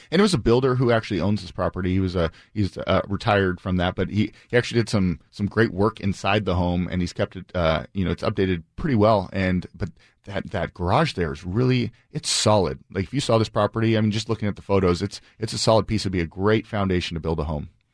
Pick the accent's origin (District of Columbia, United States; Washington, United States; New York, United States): Washington, United States; Bainbridge Island; I grew up on Bainbridge